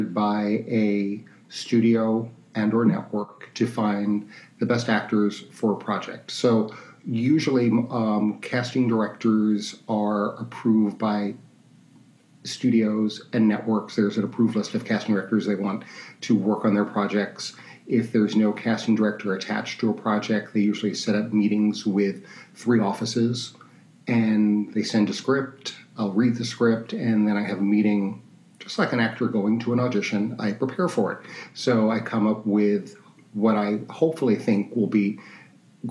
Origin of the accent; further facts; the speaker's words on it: New York City, New York, United States; I'm from New York City, and I went to school. I went to Queens College